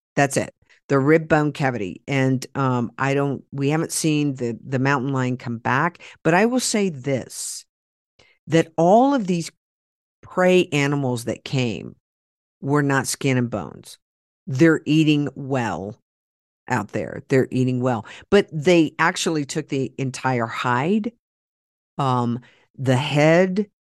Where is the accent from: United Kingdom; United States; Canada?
United States; Oklahoma; I'm from Oklahoma and we used to talk. We do talk like